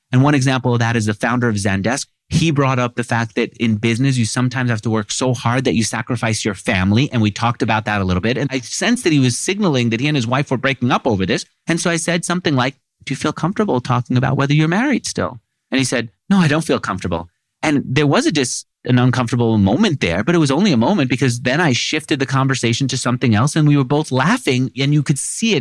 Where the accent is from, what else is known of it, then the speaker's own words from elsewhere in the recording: New York City, New York, United States; I grew up in Queens